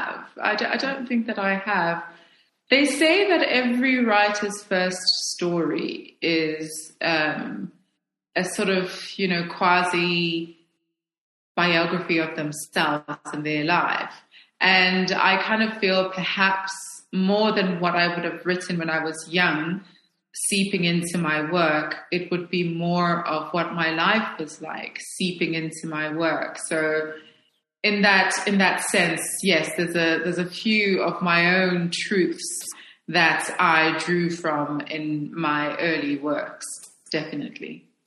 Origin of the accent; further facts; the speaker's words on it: Lusaka, Lusaka Province, Zambia; moved away as an adult; now in Johannesburg, South Africa; I was born in Zambia. I spent my formative years in Zambia. My mother was from Zimbabwe. My father was from South Africa.